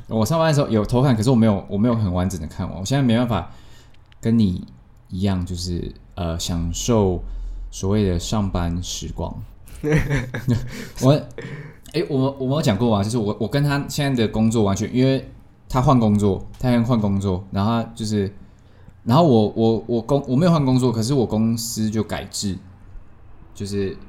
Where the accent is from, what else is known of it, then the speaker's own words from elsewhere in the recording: Tainan, Taiwan; 我们台南人